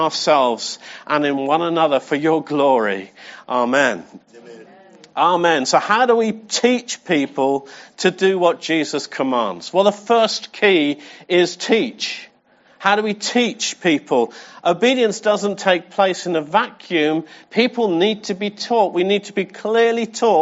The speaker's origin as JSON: {"language": "English", "region": "England", "country": "United Kingdom", "said": "I'm English"}